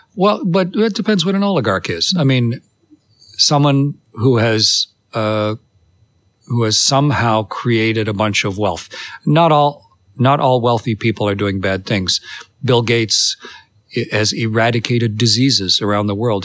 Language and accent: English; Canada; I'm Canadian